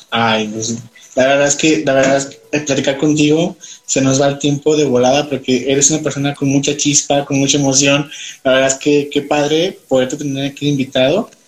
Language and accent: Spanish; Guanajuato, Mexico; now in León, Mexico; yo soy de Guanajuato capital